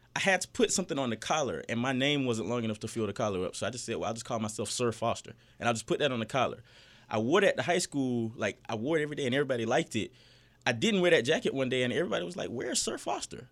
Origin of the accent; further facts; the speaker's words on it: Fort Valley, Georgia, United States; I grew up in Fort Valley